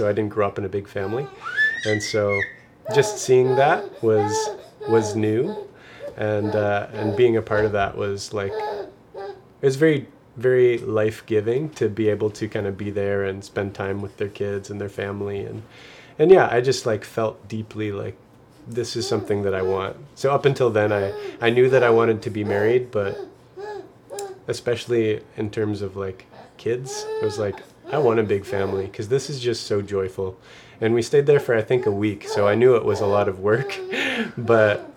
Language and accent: English; Nova Scotia, Canada; I'm from Nova Scotia